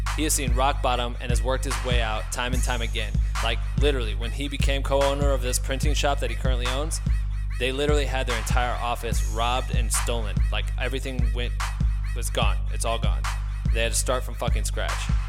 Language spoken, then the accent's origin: English; Iowa, United States; now in Los Angeles, United States; Andrew and I grew up together in Iowa and have both ended up out in Los Angeles